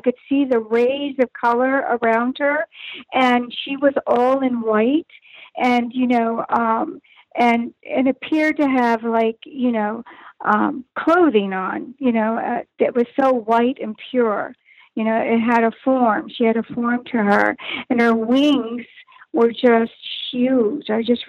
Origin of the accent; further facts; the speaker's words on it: Arlington, Virginia, United States; I was born in Virginia Beach. Virginia, and my father was in the service, so we traveled. And all my years I spent in outside of Washington, D.C., right in Arlington, Virginia, is where I went to school.